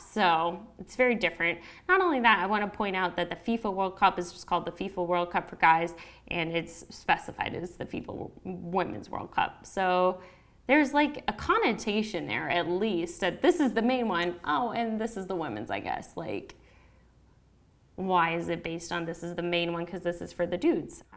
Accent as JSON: {"language": "English", "country": "United States", "accent": "American", "said": "my home country, the U.S."}